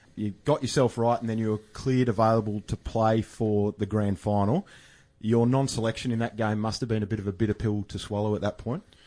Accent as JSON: {"language": "English", "town": "Melbourne", "region": "Victoria", "country": "Australia", "tie": "born or raised there", "said": "Went to school together at Caulfield Grammar"}